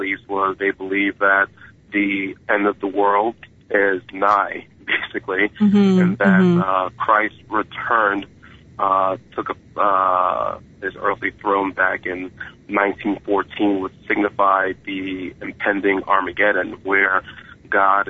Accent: New York City, New York, United States; I was born in 1974 in Brooklyn, New York.

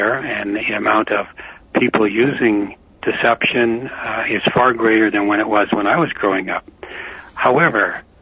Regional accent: Canada; I'm a Canadian

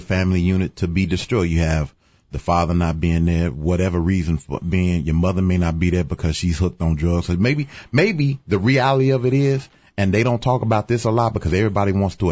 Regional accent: Chicago, Illinois, United States; I was born in Cabrini Green. I was raised on 47th and King Drive

